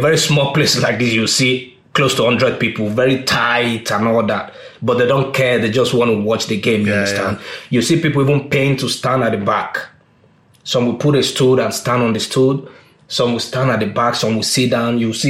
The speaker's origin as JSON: {"language": "English", "country": "Nigeria", "tie": "born or raised there", "said": "I grew up in an area where everybody watched Premier League back then, you understand? So I was very little, you know. You either support Manchester United or Arsenal or Chelsea back then because one Nigerian player"}